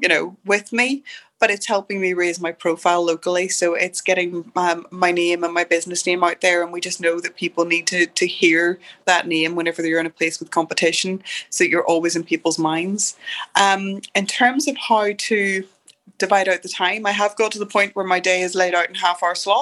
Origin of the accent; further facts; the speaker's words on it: Derry, Northern Ireland, United Kingdom; moved away as an adult; I arrived back in Derry, and yes, it's my hometown. I grew up here